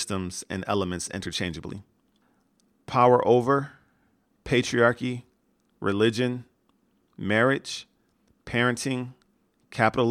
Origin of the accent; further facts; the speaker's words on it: United States; I grew up in America